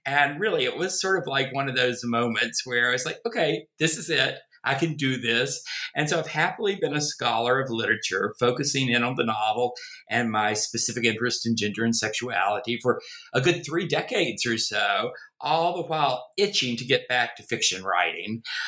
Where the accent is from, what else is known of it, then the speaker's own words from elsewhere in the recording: North Carolina, United States; accent: Southern; also born or lived in Virginia; Obviously, you can tell from my accent, I am a Southerner, a born in the American South, in Virginia, grew up in North Carolina. Try as I may, I've never been able to get rid of the accent.